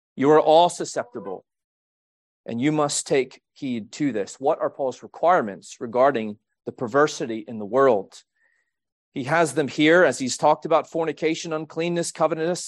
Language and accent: English; Quebec, Canada; moved away; I was born in Quebec, Canada.